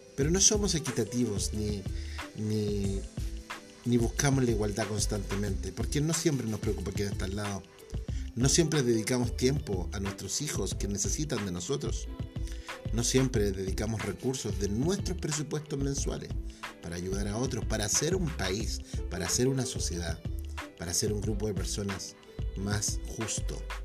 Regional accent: Chile; mi país, Chile

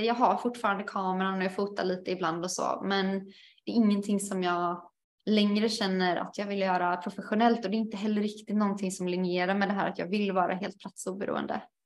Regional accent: Alingsås, Västra Götaland, Sweden; moved away as an adult; also born or lived in Portugal; jag har ganska många förfrågningar från min hemstad, i alla fall när jag eh, bodde i, i Sverige under ett års tid

